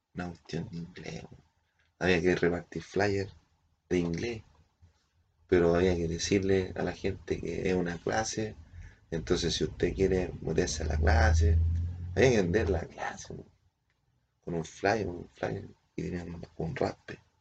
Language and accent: Spanish; Easter Island, Valparaíso, Chile; venimos del Isla de Pascua